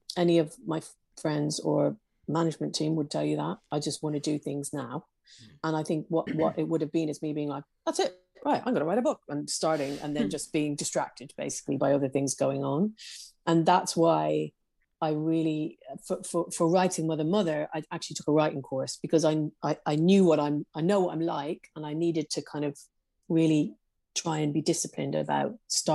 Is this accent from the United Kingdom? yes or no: yes; Belfast, Northern Ireland, United Kingdom; some of the people in Belfast that I worked with, was that we grew up in the Troubles, but they were just our life.